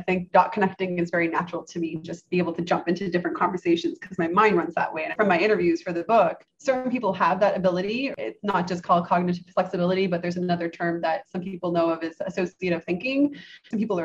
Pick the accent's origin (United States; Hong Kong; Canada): Canada; I grew up in Canada